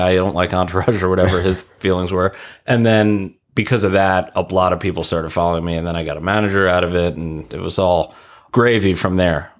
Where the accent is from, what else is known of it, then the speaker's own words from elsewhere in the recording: Ronkonkoma, New York, United States; moved away as an adult; now in Los Angeles, United States; I'm from Ronkonkoma, Long Island